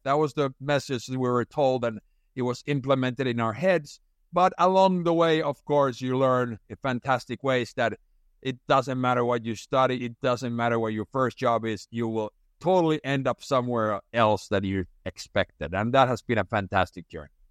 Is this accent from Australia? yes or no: no; Finland; moved away; I had been working most summers, uh, back in Finland, where it's very traditional to work, uh, as a young person